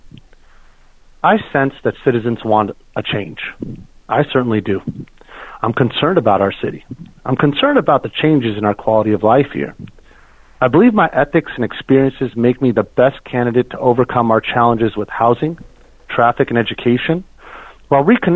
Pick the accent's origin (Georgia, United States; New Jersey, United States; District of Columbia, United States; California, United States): California, United States; Foster City; I was raised in Foster City